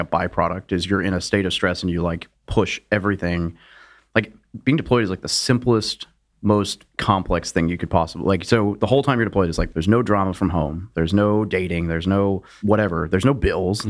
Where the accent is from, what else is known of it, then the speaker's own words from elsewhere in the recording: Little Rock, Arkansas, United States; moved away as an adult; I grew up in Little Rock, Arkansas.